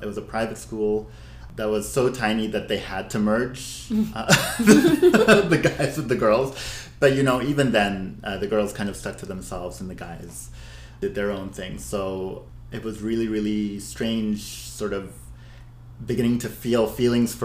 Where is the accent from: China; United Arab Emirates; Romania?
United Arab Emirates; Abu Dhabi; now in Vancouver, Canada; I'm ethnically Syrian Lebanese, born and raised in Abu Dhabi